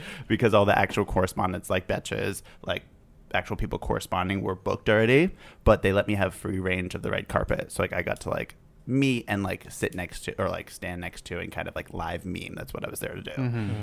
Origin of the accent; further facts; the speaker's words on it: Northern Massachusetts, United States; Grew up in Northern Massachusetts